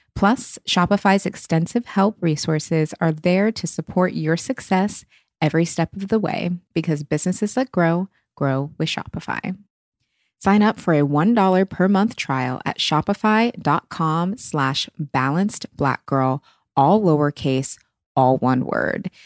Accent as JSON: {"language": "English", "region": "Pacific Northwest", "country": "United States", "said": "I'm from the Pacific Northwest"}